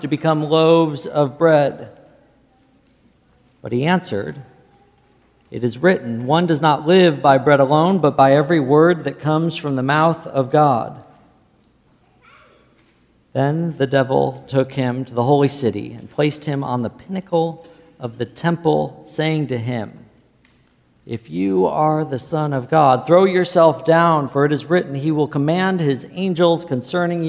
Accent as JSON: {"language": "English", "region": "Illinois", "country": "United States", "tie": "born or raised there", "said": "I didn't grow up in the desert. I grew up in Illinois"}